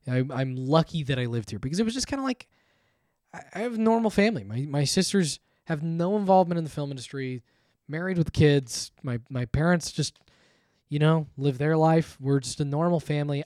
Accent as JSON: {"language": "English", "town": "Thousand Oaks", "region": "California", "country": "United States", "tie": "born or raised there", "said": "I grew up just in Thousand Oaks."}